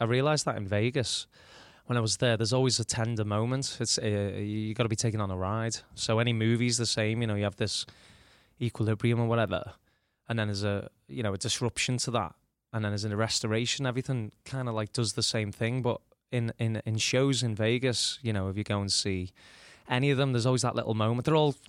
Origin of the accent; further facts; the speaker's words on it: Liverpool, North West England, United Kingdom; My mum's making me bacon butties every day. I'm going to, you know, get back to being a Scouser a little bit.